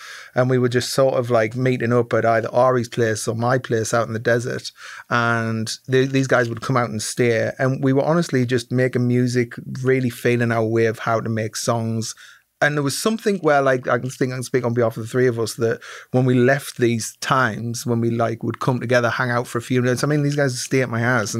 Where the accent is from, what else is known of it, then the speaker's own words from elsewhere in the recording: Sunderland, North East England, United Kingdom; moved away as an adult; also born or lived in London; now in Los Angeles, United States; I'm from Sunderland in the northeast of England originally